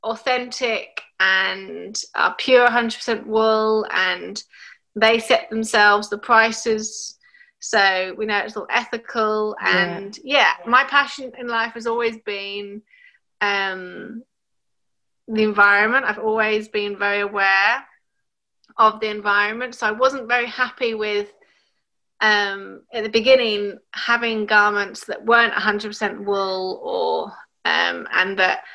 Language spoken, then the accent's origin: English; England, United Kingdom; also born or lived in Chile; now in Australia; as I am half English, I grew up mostly in England.